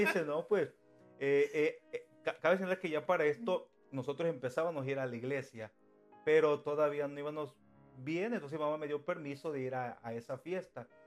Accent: Cosamaloapan, Veracruz, Mexico; moved away as an adult; also born or lived in Mexico City, Mexico; now in United States; soy mexicano. soy de de un estado de México que se llama Veracruz y vengo siendo de un municipio que se llama Cosamaloapan Cosamaloapan Veracruz, México. Y bueno, y nací ahí en Cosamaloapan pero me, parte de mi vida eh, la viví en, el Distrito Federal

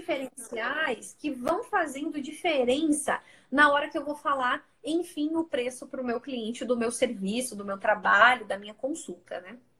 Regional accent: Curitiba, Paraná, Brazil; Eu estou em São Paulo também, né? Embora eu sou de Curitiba

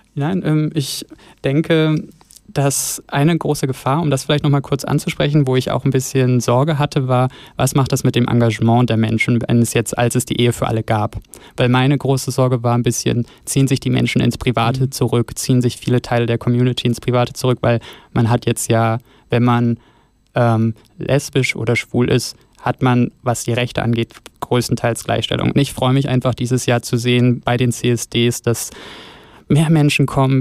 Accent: Northern Germany, Germany; also born or lived in Osnabrück; now in Bern, Switzerland; aus dem hohen Norden und von meiner Heimat

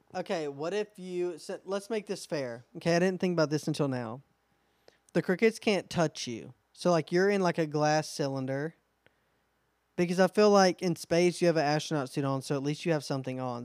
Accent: Alabama, United States; We're also from Alabama

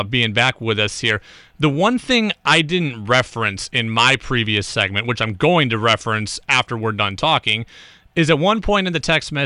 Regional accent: New York, United States; moved away as an adult; now in Vermont, United States; I went to a school in New York, very big high school

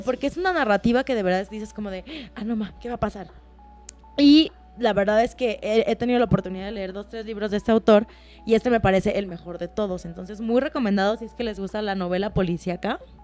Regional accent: Mexico; ser mexicana

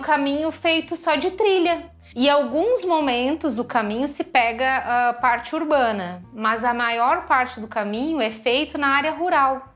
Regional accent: Rio Grande do Sul, Brazil; also born or lived in Porto Alegre; eu sou também do, do Rio Grande do Sul, da cidade do interior

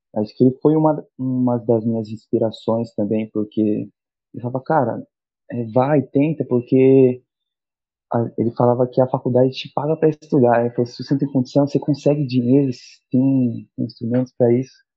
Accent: São Sebastião, São Paulo, Brazil; moved away as an adult; now in Santos, Brazil; Eu sou de São Sebastião, litoral norte de São Paulo

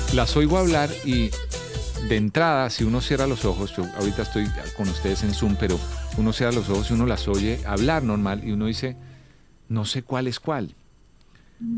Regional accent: Colombia; siendo como, como colombiano

